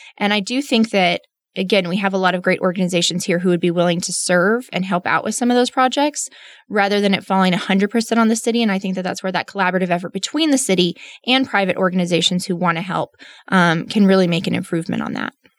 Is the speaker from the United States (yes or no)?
yes; Midland, Texas, United States; also born or lived in Austin; born and raised in Midland